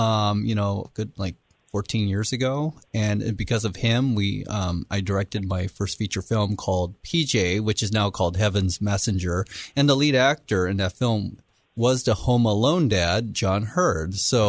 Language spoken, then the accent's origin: English; Alameda, California, United States; born there; also born or lived in Japan / Los Alamitos; So I was born in Alameda, California.